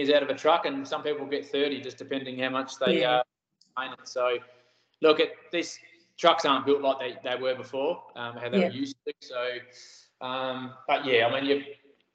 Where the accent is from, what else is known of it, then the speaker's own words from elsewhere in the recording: Busselton, Western Australia, Australia; also born or lived in Harvey / Port Hedland / Nangeenan; I grew up in Busselton. Born down there and did my school life down there.